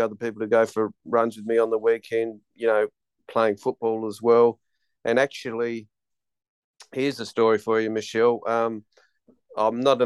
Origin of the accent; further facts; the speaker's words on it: Western Australia, Australia; also born or lived in Tasmania; I was born in Tassie, and then with my mother, we moved over to West Australia early on in my life.